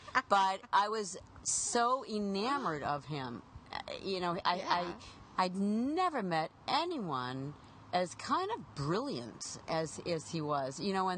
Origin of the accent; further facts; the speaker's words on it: Pittsburgh, Pennsylvania, United States; moved away as an adult; now in Los Angeles, United States; I grew up in Pittsburgh